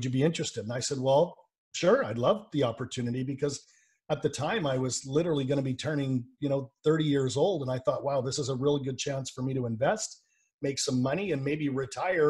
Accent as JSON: {"language": "English", "town": "Vancouver", "region": "British Columbia", "country": "Canada", "said": "I'm from Vancouver, British Columbia, Canada, so I'm Canadian."}